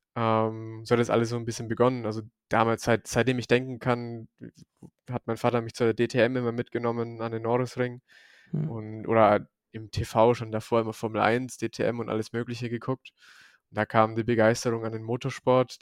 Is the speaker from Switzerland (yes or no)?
no; Forchheim district, near Bamberg, Franconia, Bavaria, Germany; accent: Franconian; moved away as an adult; now in Munich, Germany; Ich komme eigentlich aus dem Forchheimer Landkreis, da bei Bamberg in der Nähe. Und äh, ja, da bin ich bis vor zwei Jahren mein Leben lang, ja, habe ich da gewohnt